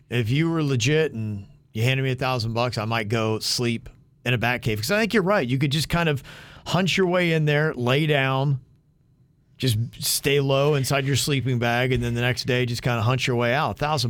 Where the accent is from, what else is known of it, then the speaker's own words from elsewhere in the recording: Ohio, United States; I'm from Ohio.